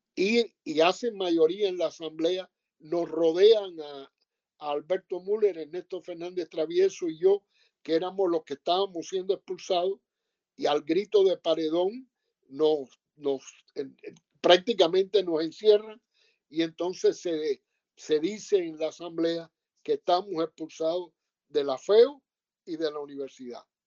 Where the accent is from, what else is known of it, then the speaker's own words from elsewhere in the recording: Sagua la Grande, Villa Clara, Cuba; moved away as an adult; soy de Sagua la Grande en las villas y casi toda mi juventud la pasé allí.